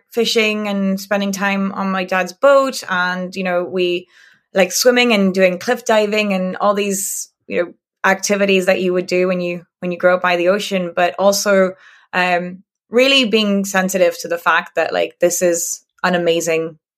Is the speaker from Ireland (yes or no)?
no; France; English is a second language; the English Channel uh, side mm-hmm. and um or what we call La Manche because uh, we're not we're not English mm-hmm. um and um yeah I grew up there